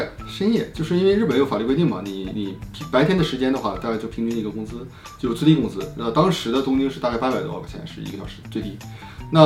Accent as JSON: {"language": "Chinese", "town": "Harbin", "region": "Heilongjiang", "country": "China", "moved": "as an adult", "lives_now": "Japan", "said": "我是我是哈尔滨人，说话比较标准啊。"}